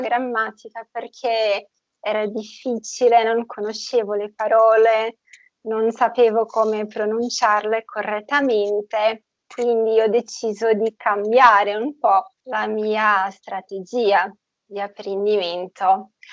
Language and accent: Italian; Brazil; Italian is a second language; Io sono brasiliana, nata e cresciuta in Brasile